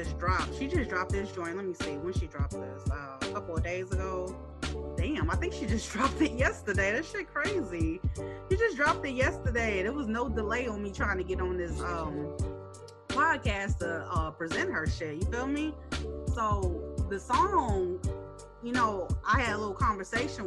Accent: Chicago, Illinois, United States; I'm from Chicago

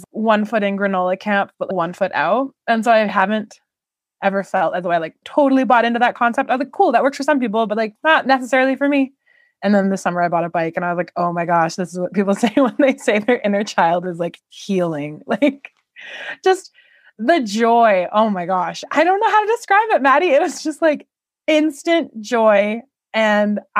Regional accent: Canada; I am Canadian.

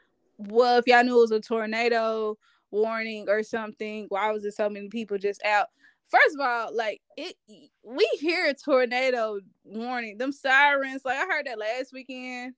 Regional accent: Arkansas, United States; we are from Arkansas

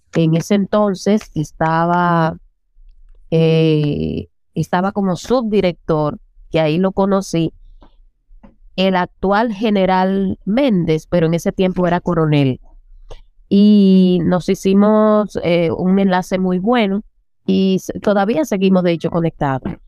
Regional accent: Las Matas de Farfán, San Juan, Dominican Republic; moved away; also born or lived in Santo Domingo; vengo desde un pueblo de las Matas de Farfán

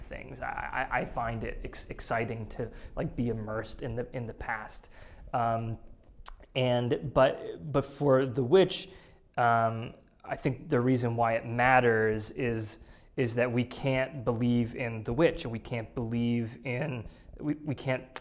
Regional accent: New England, United States; growing up in New England

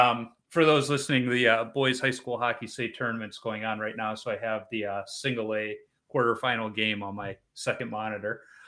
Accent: Chicago, Illinois, United States; moved away; I'm originally from Chicago.

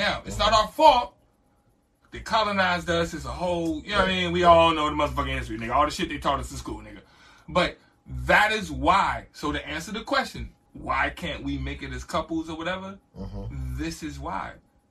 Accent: United States; we as American black people

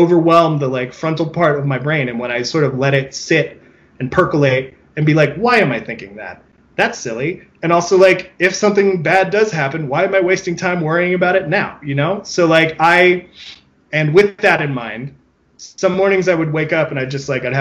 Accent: California, United States; a Californian

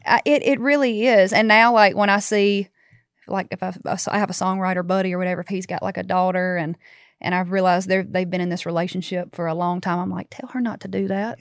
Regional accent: Baskin, Louisiana, United States; I'm from Northeast, so, like, about thirty miles south of Monroe

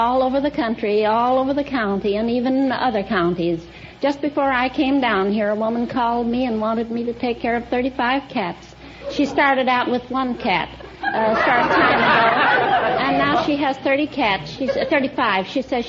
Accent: Libra, Missouri, United States; Libra, Missouri.

